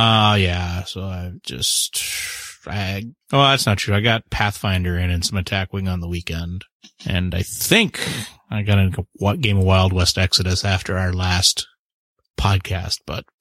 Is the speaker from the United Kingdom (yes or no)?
no; Canada; I'm the Canadian.